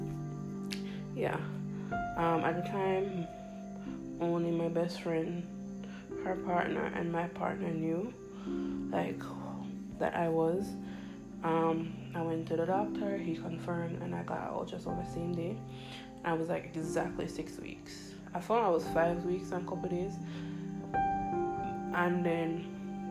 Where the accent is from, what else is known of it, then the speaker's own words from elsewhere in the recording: Jamaica; I'm Jamaican, we have potholes in our road